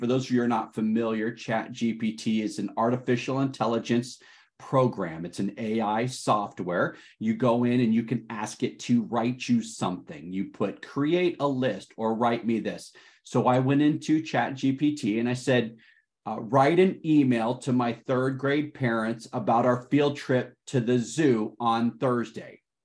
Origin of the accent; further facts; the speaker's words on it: Detroit, Michigan, United States; I am calling in today from Detroit, Michigan. That is my hometown